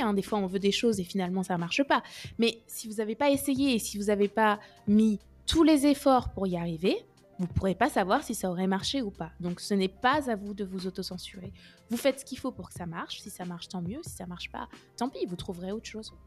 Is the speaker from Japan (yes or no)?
no; Orléans, Centre-Val de Loire, France; moved away as an adult; also born or lived in Lyon / Nice / Rennes; now in Paris, France; je suis d'Orléans à la base. J'ai fait ma prépa à Orléans. Je suis restée là-bas